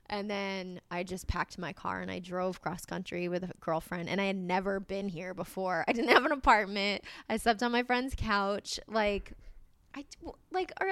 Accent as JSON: {"language": "English", "town": "Agawam", "region": "Massachusetts", "country": "United States", "tie": "born or raised there", "also_born_or_lived": "Springfield, Massachusetts"}